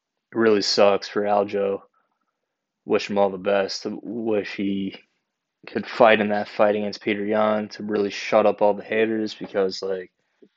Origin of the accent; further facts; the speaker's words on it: Long Island, New York, United States; my hometown in Long Island